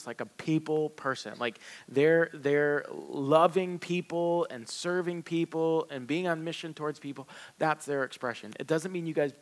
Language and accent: English; the South, United States; I grew up in the South